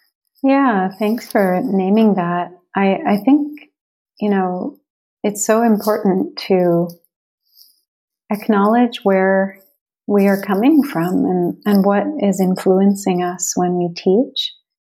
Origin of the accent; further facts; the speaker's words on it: Chicago, Illinois, United States; born there; I was born in Chicago to an interracial family.